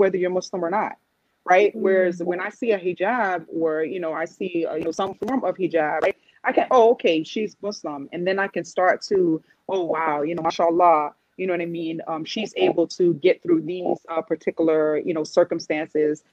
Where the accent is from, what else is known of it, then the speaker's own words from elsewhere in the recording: New York City, New York, United States; I'm from New York City